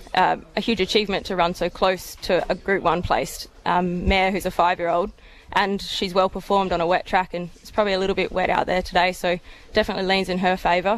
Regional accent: Perth, Western Australia, Australia; moved away as an adult; now in Melbourne, Australia; I'm originally from Perth

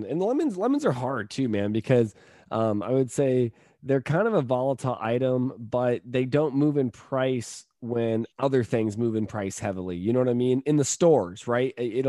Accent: California, United States; now in Tampa, United States; We actually pack lemons here in California. I say here in California because I'm a Californian

